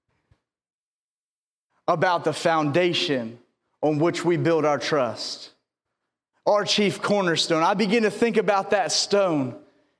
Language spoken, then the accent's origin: English; the South, United States; I'm from the South